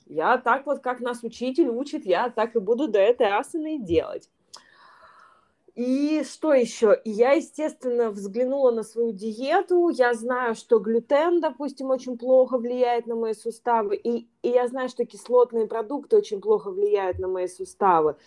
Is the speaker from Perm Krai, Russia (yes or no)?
no; Yekaterinburg, Sverdlovsk Oblast, Russia; moved away as an adult; also born or lived in Saint Petersburg, Russia; now in Bali, Indonesia; сама я из Екатеринбурга, у меня была школа в Екатеринбурге, потом я переехала в Петербург